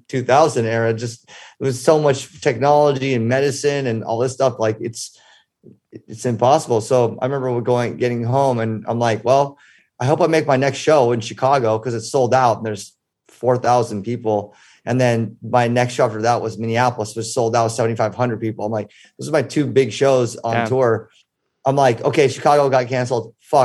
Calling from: Ibiza, Balearic Islands, Spain; In sunny Ibiza.

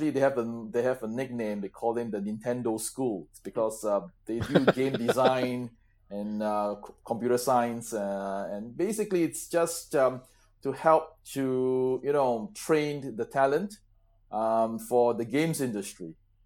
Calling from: Singapore; I'm calling from Singapore.

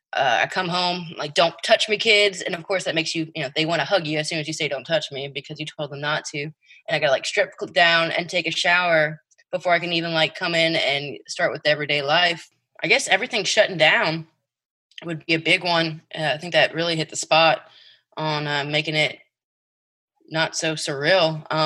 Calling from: Lake Charles, Louisiana, United States; I'm reporting from Lake Charles, Louisiana.

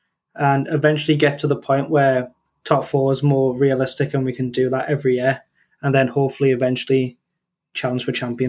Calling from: Newcastle upon Tyne, North East England, United Kingdom; I'm calling from Newcastle in the UK.

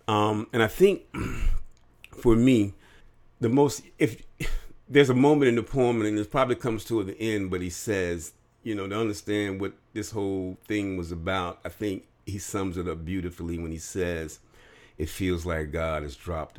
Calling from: Bloomfield, New Jersey, United States; I'm recording from Bloomfield, New Jersey.

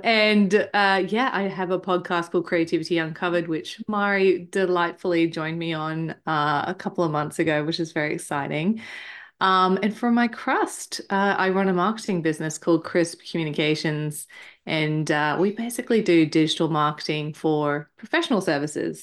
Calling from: Queensland, Australia; I am calling in from Queensland, Australia, where it is extremely hot at the moment.

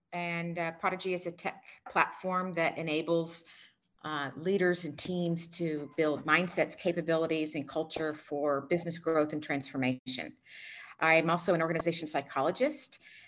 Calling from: Singapore; I am in Singapore.

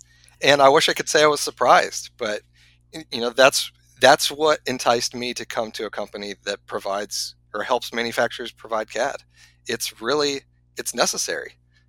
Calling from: Ohio, United States; I am just north of Cincinnati, Ohio. I am in my basement.

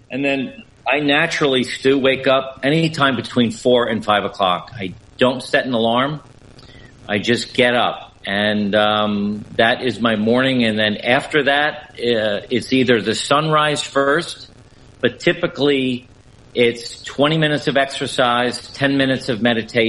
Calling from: Essex, Connecticut, United States; I am in a small, quaint little village in Connecticut in the United States, a village called Essex, Connecticut, that was founded back in the 1600s.

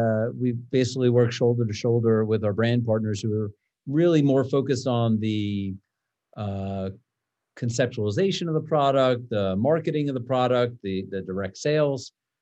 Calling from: Broomfield, Colorado, United States; Zooming in from the Kitchen Coop offices in Broomfield, Colorado.

